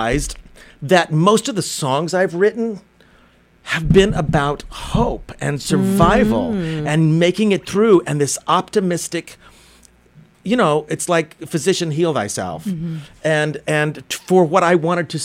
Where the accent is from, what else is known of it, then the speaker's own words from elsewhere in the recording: Oklahoma, United States; moved away; I grew up in Oklahoma, in the Bible Belt, a lot of oppression